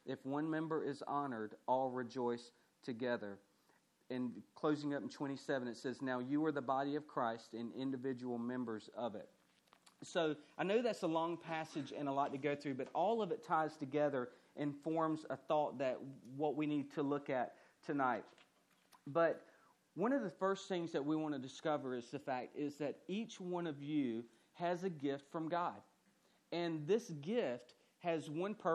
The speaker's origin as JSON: {"language": "English", "region": "central Georgia", "country": "United States", "tie": "born or raised there", "said": "the town that I grew up in was a very, very rural town, okay? So the highlight, the grocery store that they had was a Walmart. And that was about it, that and a Harvey's. And so there was one high school, one middle school, one elementary school. And so, I mean, it was just a very small town in central Georgia"}